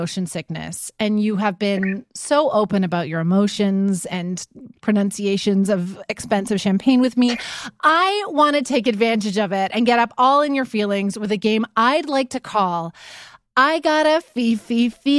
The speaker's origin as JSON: {"language": "English", "country": "Canada", "said": "I'm Canadian, and so I pronounce all French shit how it should be pronounced."}